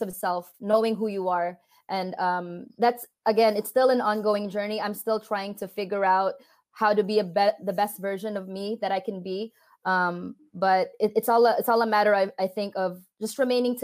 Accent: California, United States; also born or lived in Philippines; we moved from the Philippines to California, my parents got a divorce shortly thereafter. And so as I grew up

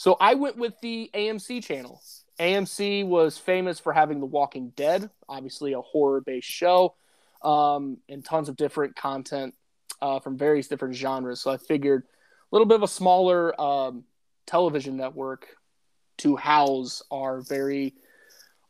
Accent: Indianapolis, Indiana, United States; I'm born and raised in Indianapolis, Indiana

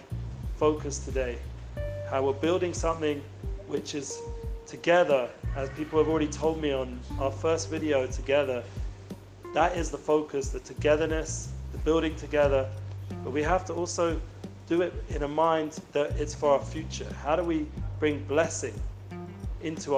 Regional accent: London, United Kingdom; I'm originally from London

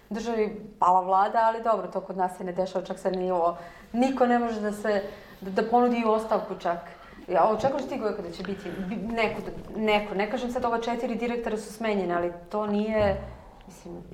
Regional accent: Vojvodina, Serbia; ja sam iz Vojvodine

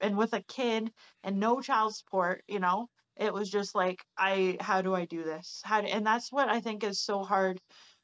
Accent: Barrie, Ontario, Canada; moved away as an adult; now in British Columbia, Canada; I'm from Ontario, actually. Like, Barrie, okay. Ontario, where I'm from.

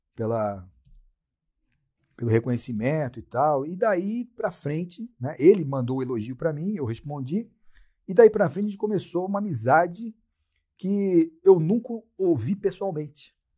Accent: Brazil; sou brasileiro

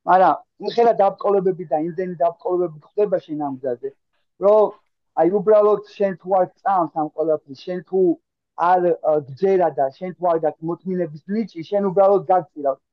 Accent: Tbilisi, Georgia; moved away as an adult; also born or lived in Kartli / Kakheti; now in Barcelona, Spain; ქართლიდან ვარ, მაჩაბელი. აა დედულეთ იმა კახეთში. თუმცა აა თეოლოგიური თბილისელი ბიჭი ვარ, რომელიც აა თავი დროზე სკოლაში სწავლობდა, ყველაფერი თბილისური გავლილი აქვს

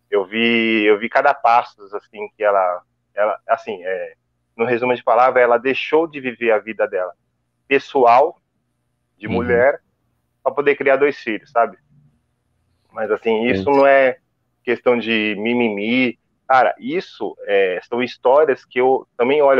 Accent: São Paulo, Brazil; E, cara, sou de Itaquera, 36 anos moro aqui.

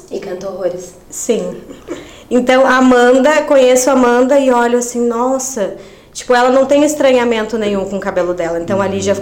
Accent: Rio Grande do Sul, Brazil; moved away as an adult; lá na minha cidade, no Rio Grande do Sul.

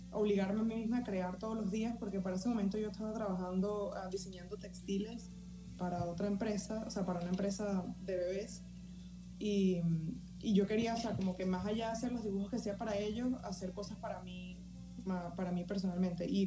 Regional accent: Valencia, Valencian Community, Spain; now in New York, United States; Casi cuatro años en, Nueva York, sí. Me vine directo desde Valencia para Nueva York.

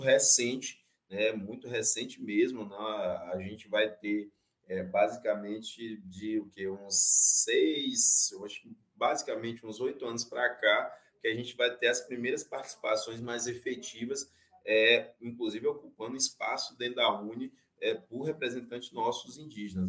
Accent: Santa Cruz Cabrália, Bahia, Brazil; minha aldeia fica aqui no estado da Bahia, no município de Santa Cruz Cabralha

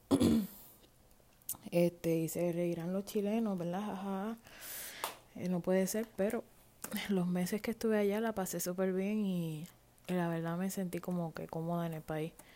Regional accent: Puerto Rico; moved away as an adult; now in United States; Yo soy nacida y criada en Puerto Rico hace 25 años atrás. Tuve que mudar a los Estados Unidos porque no me quedo de otra.

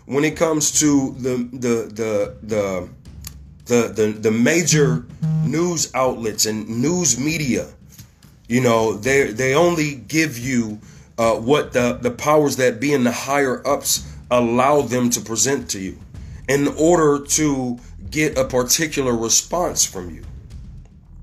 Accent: Ohio, United States; here in my home state, Ohio

